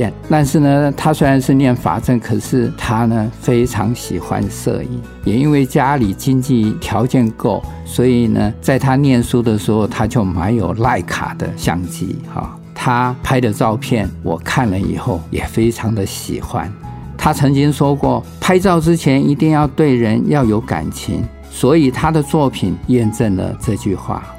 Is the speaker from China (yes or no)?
no; Taiwan; 我们台湾人